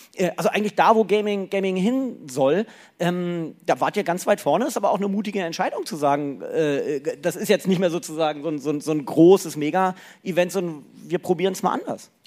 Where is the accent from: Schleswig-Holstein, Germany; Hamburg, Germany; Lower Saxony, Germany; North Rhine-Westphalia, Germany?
Lower Saxony, Germany; moved away; also born or lived in Cologne; Äh, ich bin ja Niedersachse